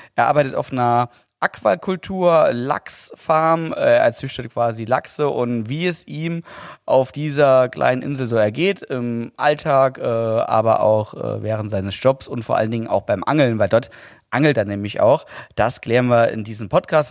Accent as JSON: {"language": "German", "region": "Saarland", "country": "Germany", "said": "Bei uns im Saarland"}